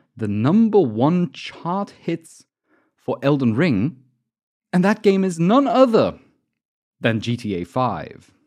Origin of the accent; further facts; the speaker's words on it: Germany; I'm from Germany, so I'm calculating in kilograms